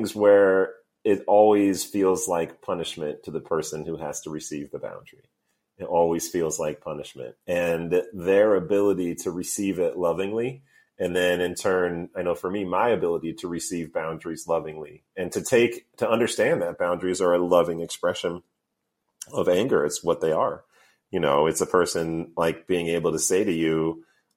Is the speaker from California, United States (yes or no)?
no; New York, United States; also born or lived in Missouri; now in Oakland, United States; I'm a New Yorker, but I was actually born in the Midwest. I was born in Missouri and then moved to New York when I was 7.